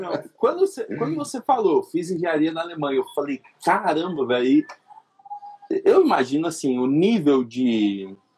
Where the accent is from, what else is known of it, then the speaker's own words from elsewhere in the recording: São Carlos, São Paulo, Brazil; nasci em São Carlos, que é interior de São Paulo